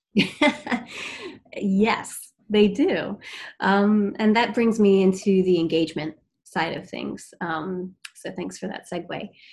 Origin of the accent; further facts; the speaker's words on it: Maryland, United States; moved away as an adult; also born or lived in Eastern Shore, Maryland / Washington, District of Columbia, United States; now in Boston, United States; I'm from Maryland